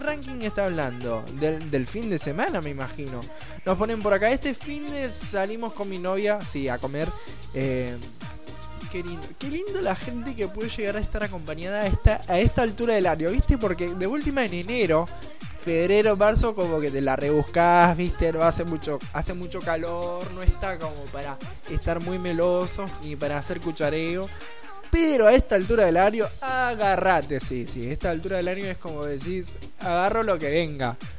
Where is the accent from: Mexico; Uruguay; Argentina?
Argentina; Rosario, Santa Fe; en realidad soy de soy, sí, Rosario, Argentina